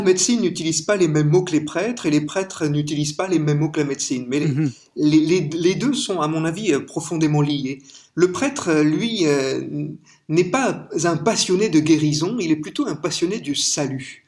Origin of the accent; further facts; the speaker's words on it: France; vous avez entendu mon accent, je suis français